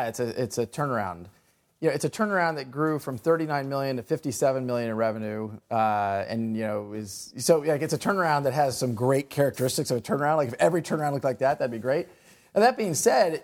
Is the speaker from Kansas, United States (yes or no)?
yes; Kansas, United States; now in Silicon Valley, United States; I grew up in Kansas